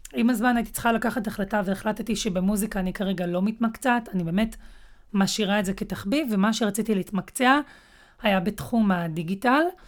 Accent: Netanya, Central District, Israel; אני במקור מנתניה

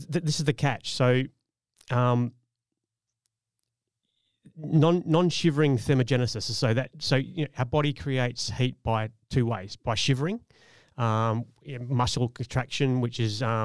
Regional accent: Australia; We're from Australia.

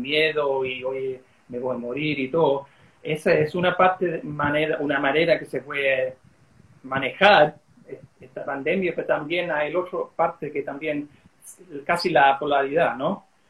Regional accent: Australia; accent: Chilean; first language English; Spanish is a second language; creciendo como gringo acá en Australia

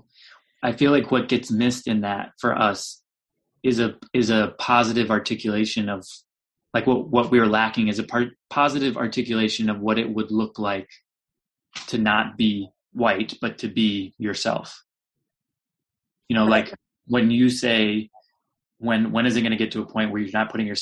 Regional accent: United States; also born or lived in San Francisco; I'm a white person. Like I'm American

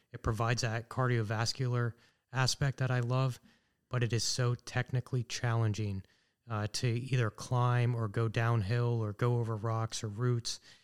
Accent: Sunbury, Pennsylvania, United States; also born or lived in Washington, D.C.; I grew up in Sunbury, which is just about a half hour here from Danville. So I'm pretty much a local guy

